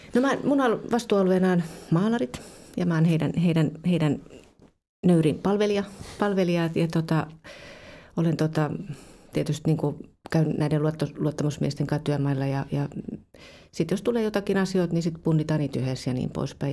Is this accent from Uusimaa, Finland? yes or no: no; Kuusankoski, Kymenlaakso, Finland; moved away as an adult; also born or lived in Turku; mä oon siis Kuusakoskelta kotoisin ja mä lähdin sitten kaksikymppisenä tuonne Turkuun pelaamaan jalkapalloa